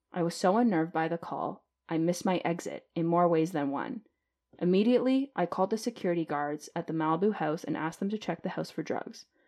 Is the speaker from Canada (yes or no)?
yes; Canada; as a Canadian